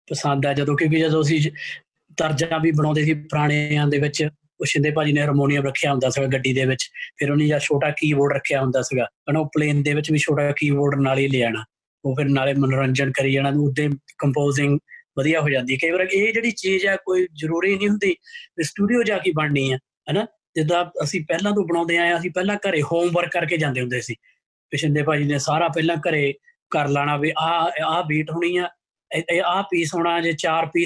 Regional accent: Canada; ਮੈਂ ਕੈਨੇਡਾ ਦਾ ਮੁੰਡਾ

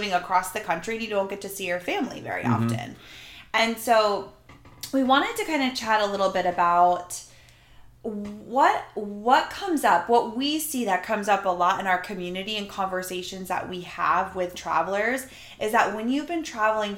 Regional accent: Jacksonville, Florida, United States; moved away; We went home to Florida. We're from Jacksonville, Florida.

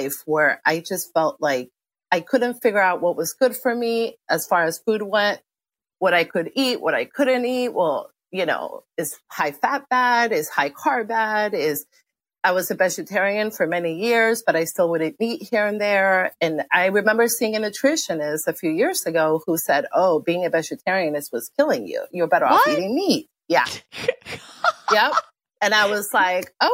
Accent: Argentina; now in DC area, United States; My parents are Argentinian. I grew up in Argentina.

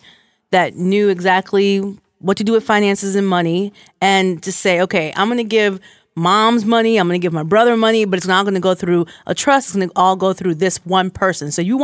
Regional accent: Florida, United States; I grew up in Florida.

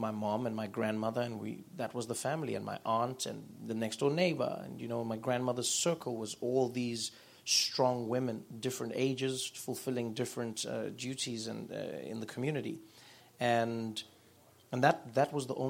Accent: Soweto, Gauteng, South Africa; growing up in South Africa, especially during the apartheid years, meant that for the most part you lived in a matriarchal society if you were a person of color

